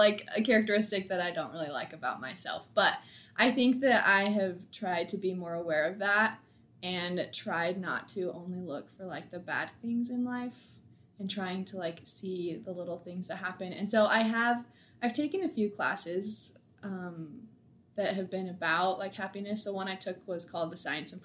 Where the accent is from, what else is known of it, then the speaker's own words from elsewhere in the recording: Reno, Nevada, United States; moved away as an adult; now in Provo, United States; I'm from Reno, Nevada, or just a small town outside of it